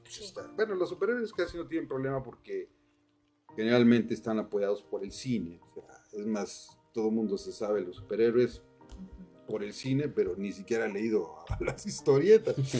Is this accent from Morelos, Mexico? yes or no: yes; Cuautla, Morelos, Mexico; soy de Cuautla